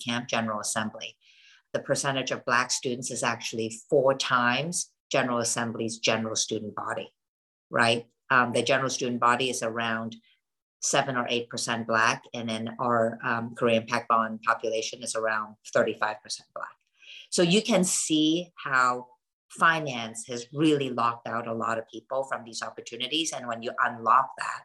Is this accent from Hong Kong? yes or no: yes; Hong Kong; now in United States; I grew up in Hong Kong and my entire family still lives in that part of the world. But I came to the United States for school